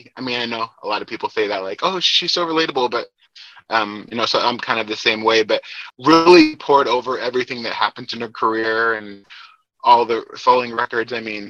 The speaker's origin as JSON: {"language": "English", "town": "Boise", "region": "Idaho", "country": "United States", "said": "So I am originally from Idaho, near the Boise area. And have been here most of my life"}